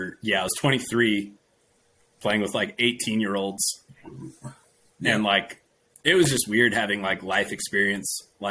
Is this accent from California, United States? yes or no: no; Seattle, Washington, United States; moved away as an adult; also born or lived in Caldwell, Idaho; so I'm born and raised in Washington, like went to school in Idaho.